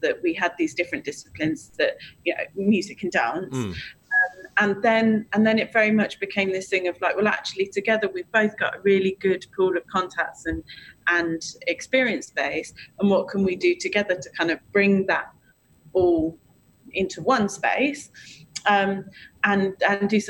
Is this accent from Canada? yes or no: no; United Kingdom; we're British